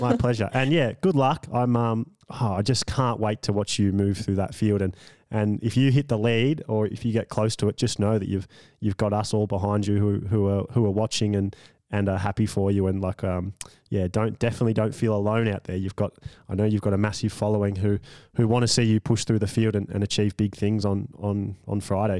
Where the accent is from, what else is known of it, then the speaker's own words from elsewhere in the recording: Australia; me being an Australian